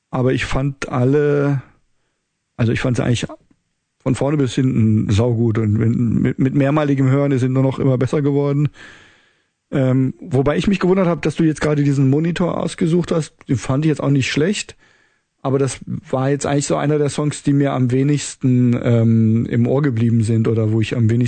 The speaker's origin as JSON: {"language": "German", "town": "Kassel", "region": "Hesse", "country": "Germany", "tie": "born or raised there"}